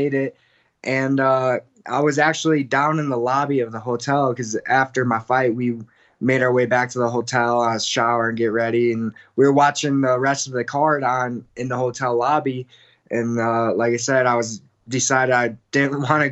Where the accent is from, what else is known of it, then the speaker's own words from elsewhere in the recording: Midwest, United States; now in Denver, United States; I'm from the Midwest